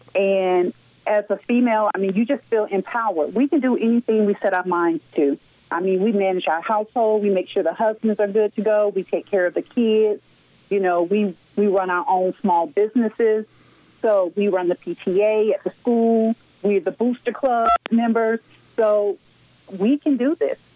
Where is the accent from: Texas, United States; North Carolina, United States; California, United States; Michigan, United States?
North Carolina, United States; now in Atlanta, United States; I'm from North Carolina, small town, single parent household. We live in poverty